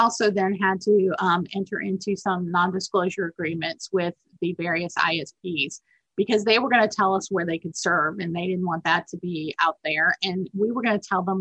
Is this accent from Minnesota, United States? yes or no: yes; Minneapolis, Minnesota, United States; now in Alabama, United States; I'm actually from Minnesota, Minneapolis